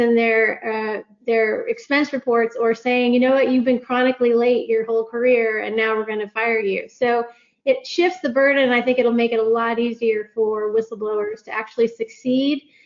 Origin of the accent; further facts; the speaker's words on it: United States; accent: American; now in United Kingdom; My American accent